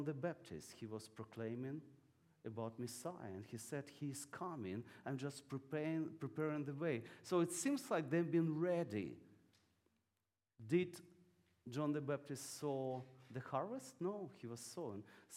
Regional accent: Ukraine; English is a second language

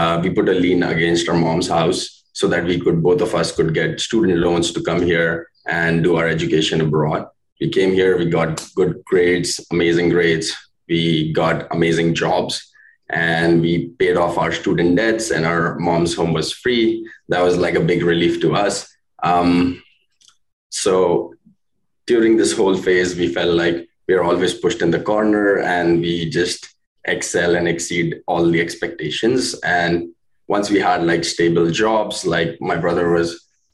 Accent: India; moved away as an adult; now in Canada; we're from India. We were born filthy rich

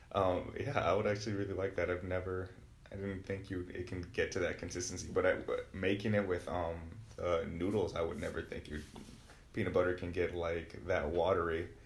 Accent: Wisconsin, United States; I was born and raised in Wisconsin, born on the south side, and I just recently moved to the east side

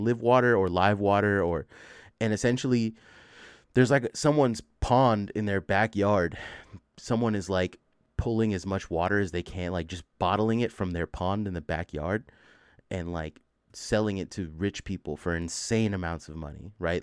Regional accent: the Bay Area, California, United States; I'm from the Bay

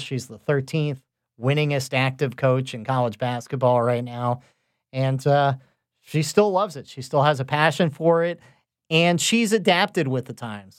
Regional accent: West Palm Beach, Florida, United States; I grew up in South Florida, the West Palm Beach area.

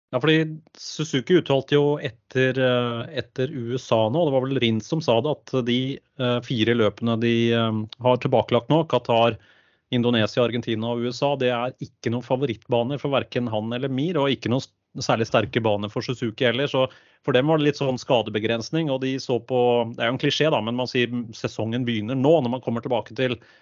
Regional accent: Øvre Romerike, Akershus, Norway; accent: thick l's; vi er fra Øvre Romerike, så det kan bli både tjukke l-er

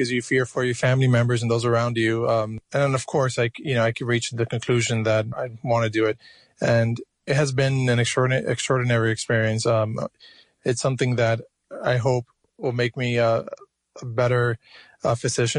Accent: Miami, Florida, United States; moved away as an adult; also born or lived in Cuba; now in New York, United States; I was born in Cuba. I was raised in Miami, Florida

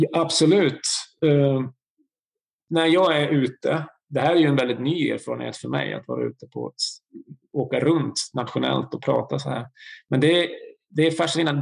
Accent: Bergslagen, Sweden; Jag är en fyrabarnsfar från Bergslagen

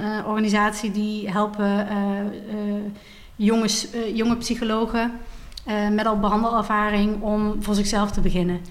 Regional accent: Maastricht, Limburg, Netherlands; moved away as an adult; now in Amsterdam, Netherlands; oorspronkelijk ben ik ben geboren in Maastricht en daar ben ik ook opgegroeid.

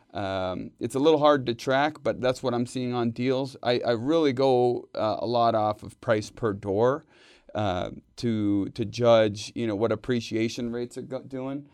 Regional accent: Bay Area, California, United States; moved away as an adult; also born or lived in Reno, Nevada; now in Northern Nevada, United States; I grew up in the Bay Area

